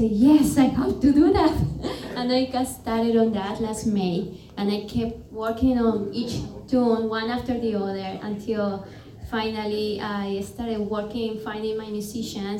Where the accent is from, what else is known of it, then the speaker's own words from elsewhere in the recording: Cali, Valle del Cauca, Colombia; moved away as an adult; also born or lived in Arizona, United States / New Orleans, United States; now in New Jersey, United States; I was born in Cali, Colombia, and I came to the States to get my higher education.